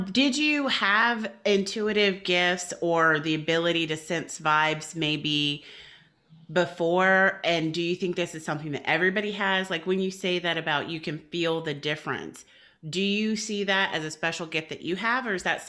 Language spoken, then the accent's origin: English; Brooklyn, New York, United States; I'm from Brooklyn.